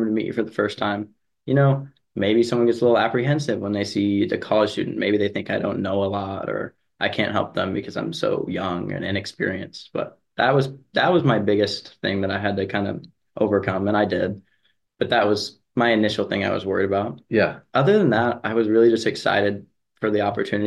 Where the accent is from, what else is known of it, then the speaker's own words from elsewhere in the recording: Lexington, Kentucky, United States; moved away as an adult; now in High Point, United States; I'm from Lexington, Kentucky